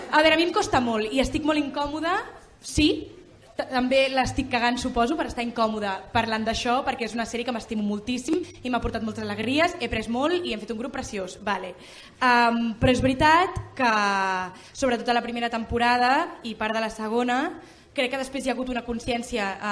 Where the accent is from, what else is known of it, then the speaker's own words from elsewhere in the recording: Vilafranca del Penedès, Catalonia, Spain; som de Vilafranca del Penedès